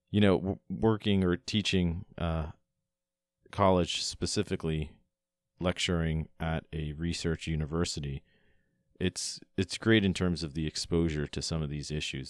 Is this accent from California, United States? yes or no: no; Long Island, New York, United States; also born or lived in Florida; When I was about nine years old, my family and I moved from Florida, where I was born and raised, all the way up to New York